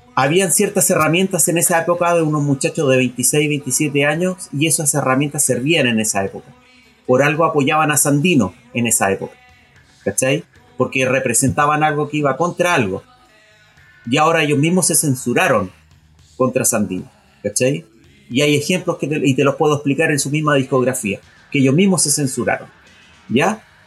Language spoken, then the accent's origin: Spanish; Chile